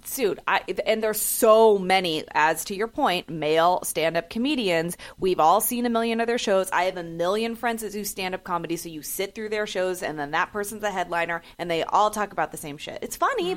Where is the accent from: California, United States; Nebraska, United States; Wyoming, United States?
California, United States; San Francisco; I grew up in San Francisco